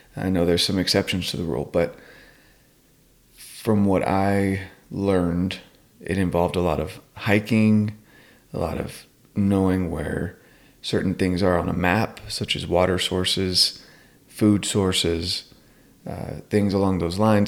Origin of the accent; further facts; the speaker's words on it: North Carolina, United States; I'm from North Carolina